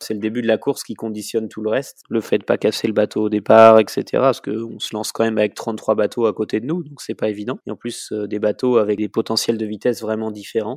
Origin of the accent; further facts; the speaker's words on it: La Roche-sur-Yon, Pays de la Loire, France; also born or lived in Brittany; now in Les Sables-d'Olonne, France; Je suis né à La Roche-sur-Yon, j'habite au Sable d'Olonne.